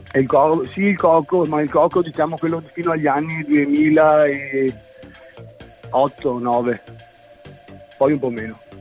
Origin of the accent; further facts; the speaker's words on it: Galliera Veneta, Veneto, Italy; also born or lived in Padua; now in Vicenza, Italy; Sono, nato, sono, nato, a Padova, sono cresciuto a Galliera Veneta, adesso vivo a Vicenza.